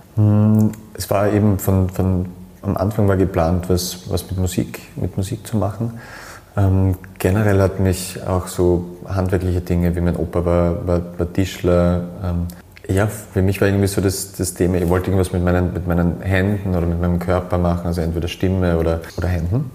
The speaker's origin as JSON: {"language": "German", "town": "Graz", "region": "Styria", "country": "Austria", "tie": "born or raised there", "said": "ich bin in Graz"}